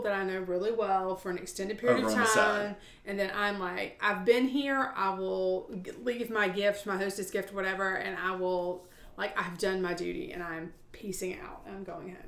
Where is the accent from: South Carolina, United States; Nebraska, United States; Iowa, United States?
South Carolina, United States; we're from South Carolina